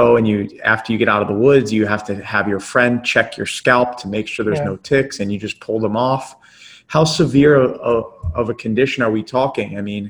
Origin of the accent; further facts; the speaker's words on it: New Jersey, United States; I grew up in South Jersey